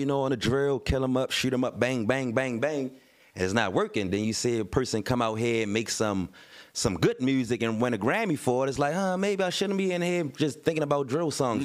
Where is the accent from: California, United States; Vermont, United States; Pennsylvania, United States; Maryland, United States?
Maryland, United States; Baltimore; I'm from West Baltimore